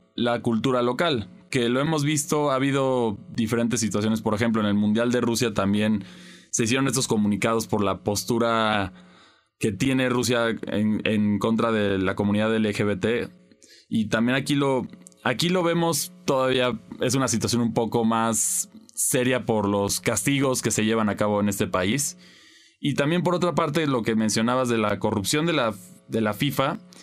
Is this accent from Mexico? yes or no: yes; Mexico; como mexicano